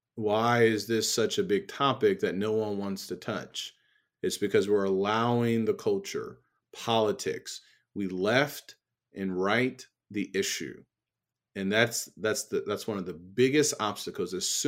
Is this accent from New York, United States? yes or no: no; Illinois, United States; also born or lived in Southeast Texas; I grew up in Central Illinois. I don't know if I had a lot of things with respect to racism. If I did, I probably didn't see it or didn't pick up on it. But my mindset shifted when I went to Southeast Texas.